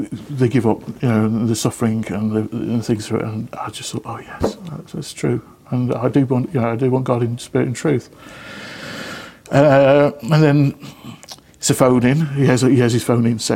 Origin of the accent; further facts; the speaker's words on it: Lichfield, West Midlands, United Kingdom; moved away; So I went back to my hometown of Lichfield